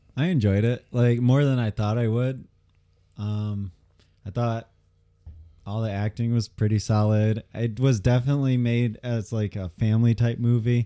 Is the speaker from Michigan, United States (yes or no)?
yes; Michigan, United States